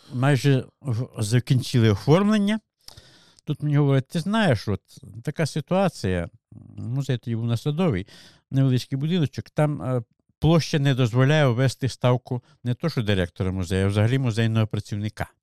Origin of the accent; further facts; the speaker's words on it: Malyn district, Zhytomyr Oblast, Ukraine; now in Irpin, Ukraine; Я не корінний житель. Я народився в Житомирській області, Малинському районі сусідній.